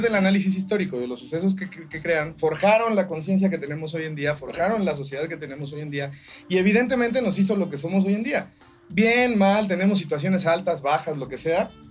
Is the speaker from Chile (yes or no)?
no; Mexico